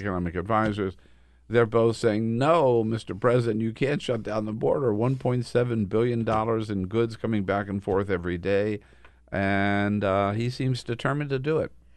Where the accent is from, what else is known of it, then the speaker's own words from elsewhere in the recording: California, United States; I'm from California